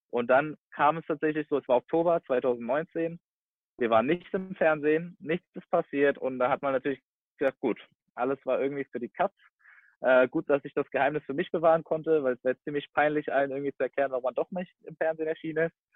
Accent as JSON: {"language": "German", "town": "Giessen", "region": "Hesse", "country": "Germany", "tie": "born there", "said": "Ich komme gebürtig aus Gießen, also ungefähr 20 Minuten bis Stunde, je nachdem, ähm, nach Frankfurt."}